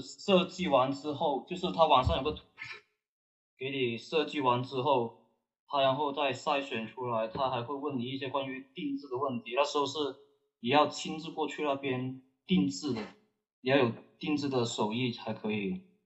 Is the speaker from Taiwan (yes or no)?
no; Guangdong, China; 我们广东这边